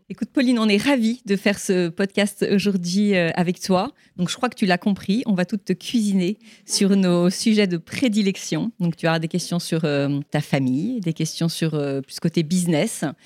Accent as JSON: {"language": "French", "town": "Toulon", "region": "Provence-Alpes-Côte d'Azur", "country": "France", "said": "j'ai 45 ans, je suis mariée avec Arnaud depuis 18 ans et ensemble on a quatre enfants et je viens de Toulon."}